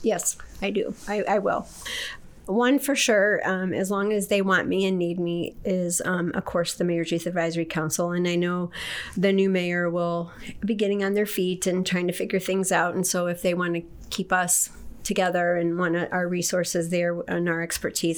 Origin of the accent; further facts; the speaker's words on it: Detroit, Michigan, United States; moved away as an adult; also born or lived in Okinawa; now in Kendallville, United States; I was originally from Detroit. I was born and raised there, and I left in 1979